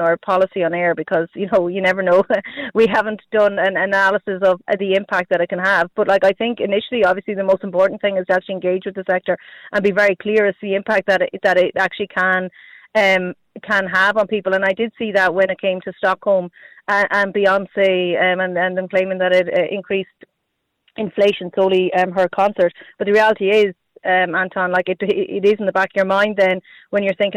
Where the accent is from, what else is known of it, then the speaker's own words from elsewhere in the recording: Galway, Connacht, Ireland; I'm from Galway City